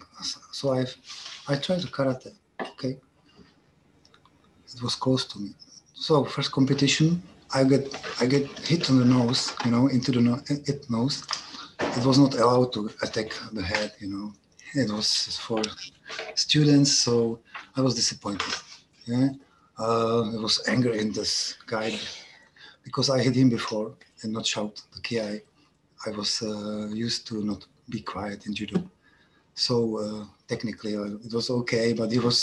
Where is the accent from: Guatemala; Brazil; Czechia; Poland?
Czechia; České Budějovice, South Bohemian Region; English is a second language; I'm from Czech Republic